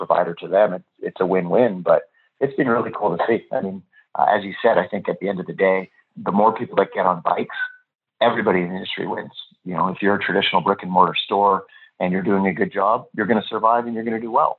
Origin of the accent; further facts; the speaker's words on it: Vancouver, British Columbia, Canada; I'm in Austin right now. I'm from Vancouver